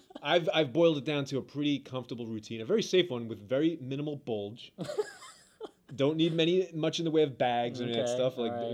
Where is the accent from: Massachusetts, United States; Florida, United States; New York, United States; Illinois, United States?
New York, United States; New York City; Brooklyn, New York, baby.